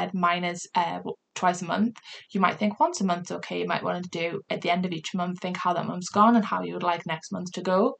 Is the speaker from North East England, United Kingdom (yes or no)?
yes; Newcastle upon Tyne, North East England, United Kingdom; accent: Geordie; my Geordie accent